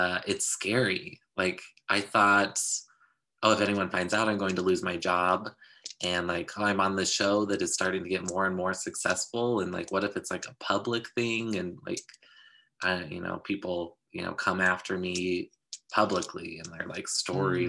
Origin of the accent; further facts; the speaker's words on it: Utah, United States; I grew up in Utah